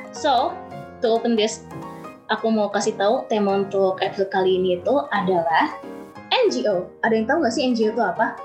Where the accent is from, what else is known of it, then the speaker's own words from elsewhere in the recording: Bogor, West Java, Indonesia; Aku dari Bogor, tapi aku berkuliah eh, uh, kuliah di Universitas Pasundan jurusan Teknologi Pangan. Tapi currently sekarang aku lagi di Bogor sih lagi pulang.